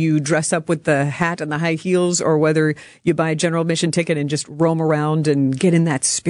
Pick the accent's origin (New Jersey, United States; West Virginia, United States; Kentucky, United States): Kentucky, United States; Louisville; I grew up in Louisville